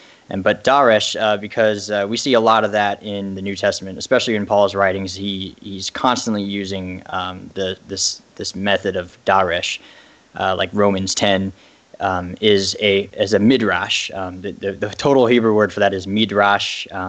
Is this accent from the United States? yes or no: no; Ireland; I am Irish, if you couldn't tell. I was raised Catholic and eventually went to more towards like agnostic atheism, more or less.